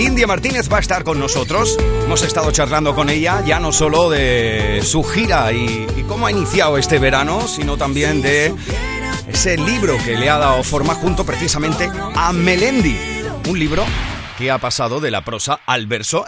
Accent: Huelva, Andalusia, Spain; desde Huelva, desde mi tierra

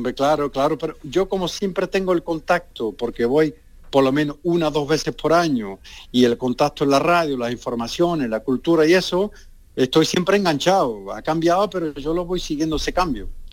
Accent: San Juan de Aznalfarache, Andalusia, Spain; moved away as an adult; also born or lived in Villanueva del Ariscal; now in France; yo nací en Villanueva de Remina, allí voy poco, porque está un poquito lejos, pero donde viví casi toda mi vida, en San Juan de Farache

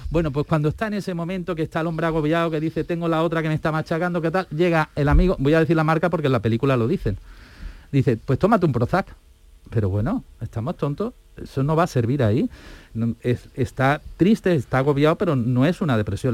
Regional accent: Estepona, Andalusia, Spain; also born or lived in Alicante / Granada; now in Seville, Spain; Yo soy nacido en Alicante, pero he vivido toda la vida en Andalucía. Mi padre era médico, yo digo de los de verdad, de atención primaria, de ahí que me solidarice con mis compañeros tanto, porque resulta he vivido en Estepona, en Málaga, que para mí es pues mi casa, por decirlo, de mi infancia

